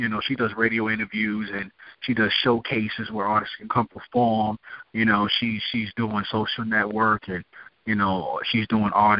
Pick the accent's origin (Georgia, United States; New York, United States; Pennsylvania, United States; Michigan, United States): New York, United States; New York City; I'm from Brooklyn, New York, so I'm already, you know, got that New York feel to the things